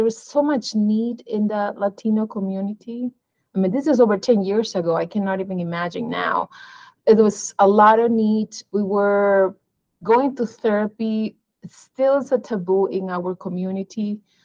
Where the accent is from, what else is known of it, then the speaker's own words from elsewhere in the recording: Peru; moved away as an adult; also born or lived in Missouri; now in Arizona, United States; I was born in Peru, but I came to the U.S. as an international student for my undergraduate education